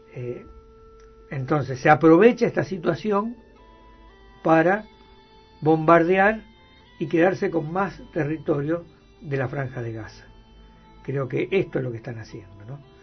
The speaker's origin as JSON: {"language": "Spanish", "country": "Argentina"}